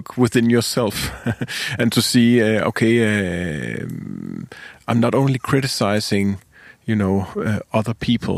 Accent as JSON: {"language": "English", "country": "Denmark", "said": "I'm a composer from Denmark."}